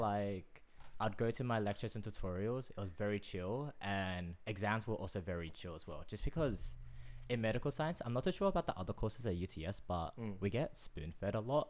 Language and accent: English; Australia; I would more identify myself as Australian.